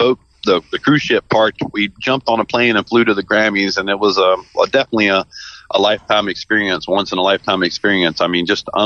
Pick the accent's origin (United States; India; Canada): United States; Savannah, Georgia; moved away as an adult; now in Memphis, United States; I was born and raised in Savannah, Georgia